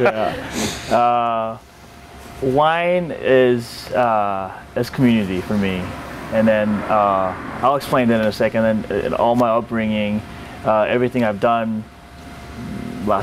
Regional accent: Vancouver, British Columbia, Canada; moved away as an adult; also born or lived in South Korea / Temecula, California / Oregon; now in California, United States; grew up in Vancouver, Canada

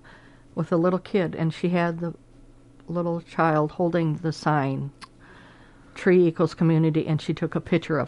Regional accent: Milwaukee, Wisconsin, United States; I grew up in the Milwaukee area

